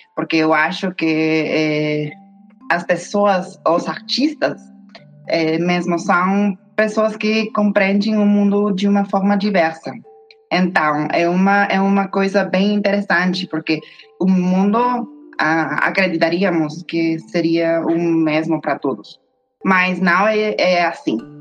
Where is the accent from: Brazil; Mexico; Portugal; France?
Mexico; Portuguese is a second language; also born or lived in United States; eu sou uma mexicana-americana historiadora da arte